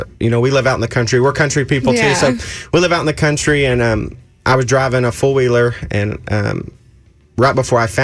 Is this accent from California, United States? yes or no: no; Oklahoma, United States; I'm from Oklahoma.